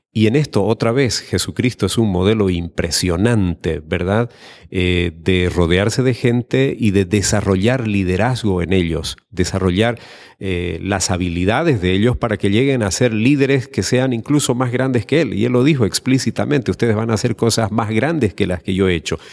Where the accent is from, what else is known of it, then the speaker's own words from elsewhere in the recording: Santa Cruz de la Sierra, Santa Cruz, Bolivia; de Santa Cruz de la Sierra, Bolivia